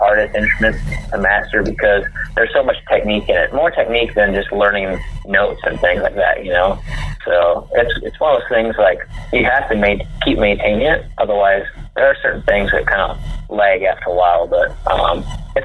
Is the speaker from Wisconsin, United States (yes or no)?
yes; Whitehall, Wisconsin, United States; I grew up in Trempealeau County, a little town called Whitehall